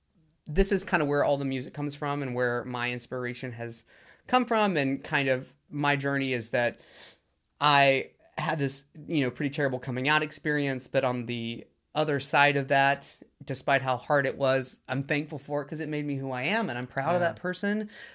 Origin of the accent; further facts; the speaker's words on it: the South, United States; You know, I grew up LGBTQ in the South, and... being gay was the absolute worst thing that you could possibly be.